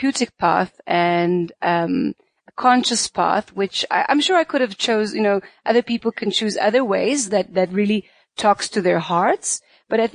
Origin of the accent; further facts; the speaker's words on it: Israel; moved away as an adult; also born or lived in South Africa; I was born in Israel, and I grew up there till I was 30, actually